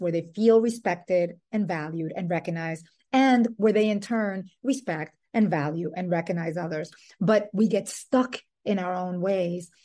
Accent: Dominican Republic; born or raised there; also born or lived in New York City, United States; now in Brooklyn, United States

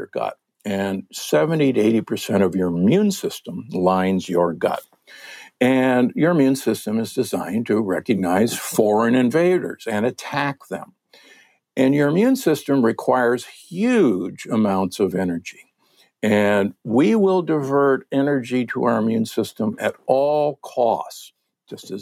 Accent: Omaha, Nebraska, United States; I'm from Omaha, Nebraska, the Corn Huskers

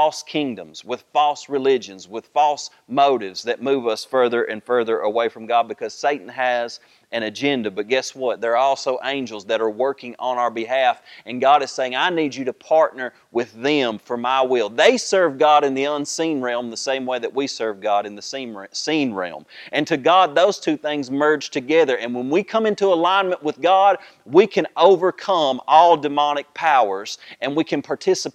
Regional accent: United States; we think as American people

